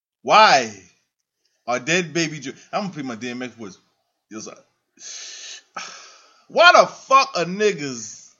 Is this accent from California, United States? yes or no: no; Baltimore, Maryland, United States; I'm from Baltimore.